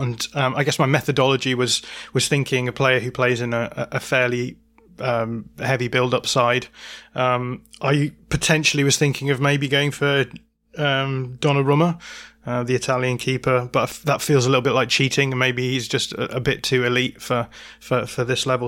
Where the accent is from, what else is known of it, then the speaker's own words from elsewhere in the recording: Bradford, Yorkshire and the Humber, United Kingdom; now in Lancashire, United Kingdom; I'm a true Yorkshireman, I'll have you know. I was born in the Bradford Royal Infirmary, no less.